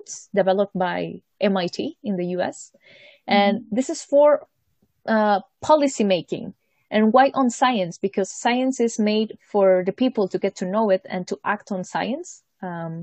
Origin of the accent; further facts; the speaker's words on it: Mexico; moved away as an adult; now in Munich, Germany; I am from Mexico.